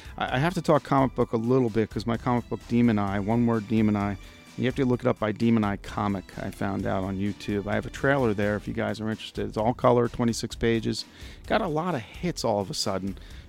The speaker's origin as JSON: {"language": "English", "region": "New York", "country": "United States", "accent": "New Jersey", "said": "Because I'm a transplant from New York, and I've lost my accent. But when I go home and come back, it comes back. And usually when I'm angry, I get more New Jersey."}